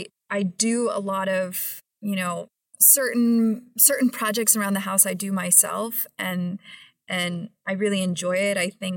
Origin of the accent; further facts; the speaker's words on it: New York, United States; now in Philadelphia, United States; And as a New Yorker, I would never think that I would ever own a piece of property in the state of New Jersey.